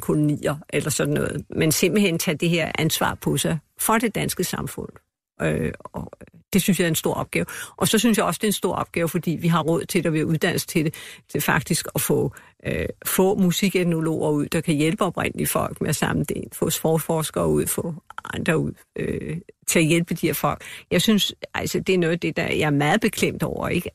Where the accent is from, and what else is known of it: Denmark